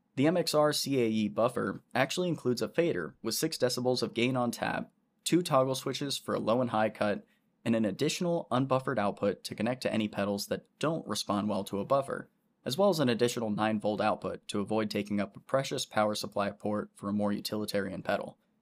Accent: Orlando, Florida, United States; I grew up right around Orlando in Central Florida

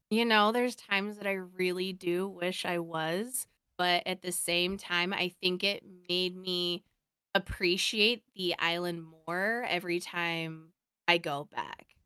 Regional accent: Oregon, United States; I grew up over on the mainland. I grew up in, in Oregon

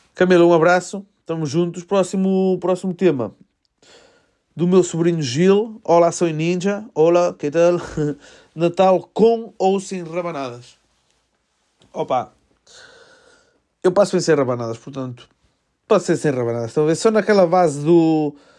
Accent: Melgaço, Norte, Portugal; Eu sou de Melgaço, vejo, miro a Espanha do, por mim ventana

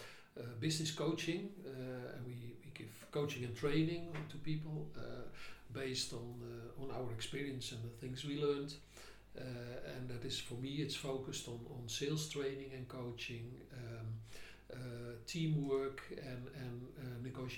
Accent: Amsterdam, North Holland, Netherlands; also born or lived in Hilversum; No, I was born in Amsterdam.

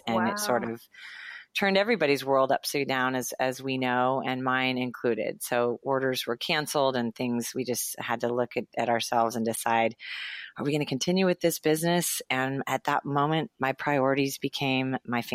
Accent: Los Angeles, California, United States; I grew up in Los Angeles, went to UCLA

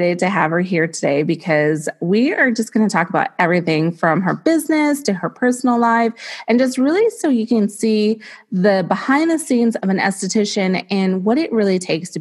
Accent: Bay Area, California, United States; now in Ohio, United States; I'm actually a Californian originally. I'm from the Bay Area

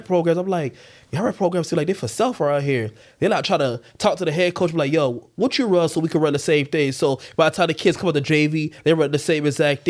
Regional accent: Florida, United States; I'm from Florida. Rec plays a major part.

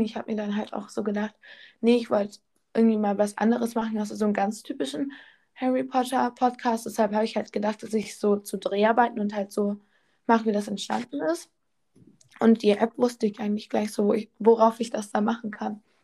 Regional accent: North Rhine-Westphalia, Germany; first language German; now in Bavaria, Germany; Ja, ich wohne in Bayern, aber ich komme eigentlich aus Nordrhein-Westfalen

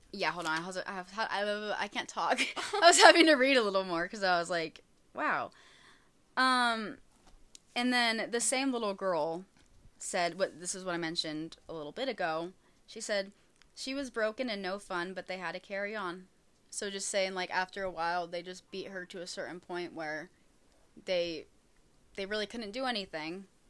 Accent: United States; I am very American

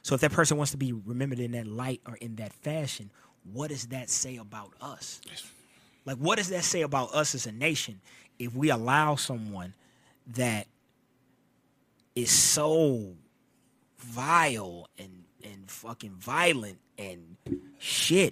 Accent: United States; as an American and as a patriot

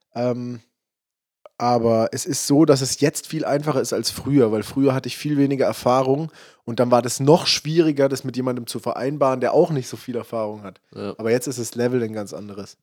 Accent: Freiburg, Baden-Württemberg, Germany; ich komme ja aus Freiburg

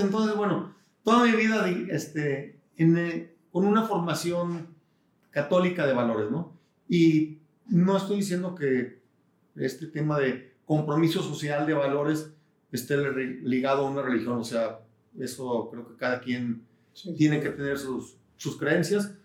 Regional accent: Guadalajara, Jalisco, Mexico; also born or lived in San Diego / Houston; yo nací en Guadalajara, 1962. Este año cumplo 60 años. Me siento joven. Eh, quiero mucho Guadalajara, creo que es una gran ciudad. Eh, toda mi vida he estado aquí

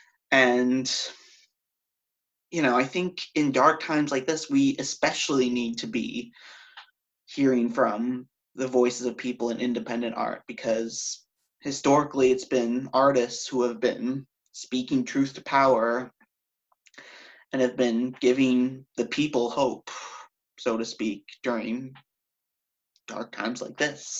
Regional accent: Connecticut, United States; moved away as an adult; also born or lived in upstate New York; now in New York City, United States; I grew up in Connecticut.

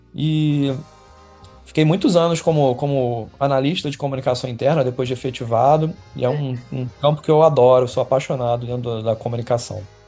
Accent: Rio de Janeiro, Brazil; Carioca, nascido e criado no Rio de Janeiro, é. Zona Sul, Botafogo

